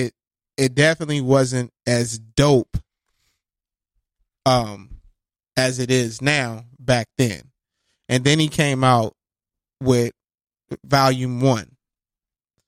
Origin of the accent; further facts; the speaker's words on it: West Coast, United States; I'm from the West Coast too